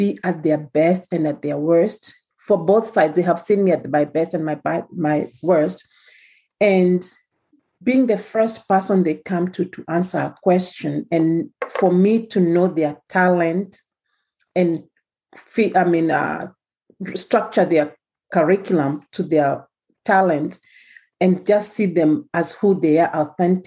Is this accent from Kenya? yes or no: yes; Kenya; moved away; As you can tell from the way I'm talking, I'm from Kenya